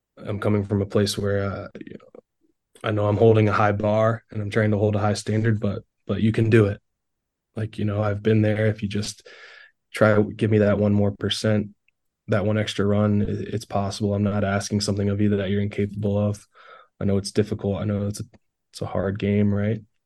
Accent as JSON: {"language": "English", "area": "Carolina Railhawks' hometown", "region": "North Carolina", "country": "United States", "tie": "born or raised there", "said": "it was kind of back in my hometown"}